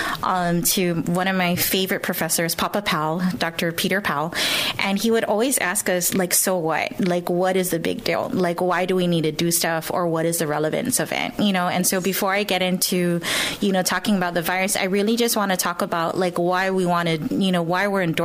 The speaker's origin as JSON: {"language": "English", "country": "Guam", "tie": "born or raised there", "also_born_or_lived": "Hawaii / Washington", "moved": "as an adult", "said": "I was born and raised here on Guam"}